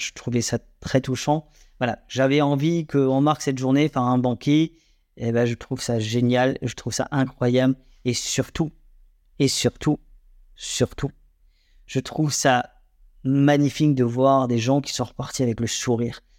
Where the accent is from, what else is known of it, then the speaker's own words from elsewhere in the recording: Alsace, Grand Est, France; nous sommes des Alsaciens, Alsaciennes, Alsaciens